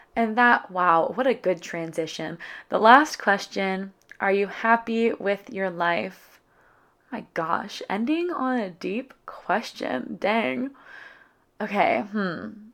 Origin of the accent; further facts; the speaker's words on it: California, United States; moved away as an adult; also born or lived in San Diego; my hometown in California